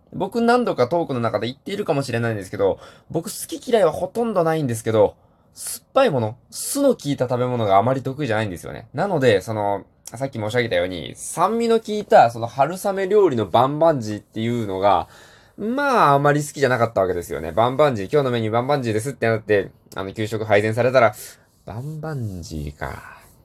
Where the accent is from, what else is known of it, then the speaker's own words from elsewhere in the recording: Hiroshima, Japan; 僕、出身広島なんですけど